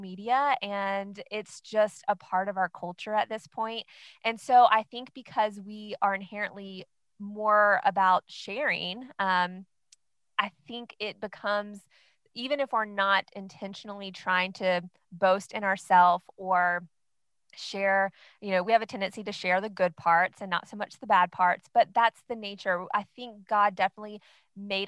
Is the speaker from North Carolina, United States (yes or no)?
yes; North Carolina, United States; I am actually from North Carolina, and I am married to my high school sweetheart.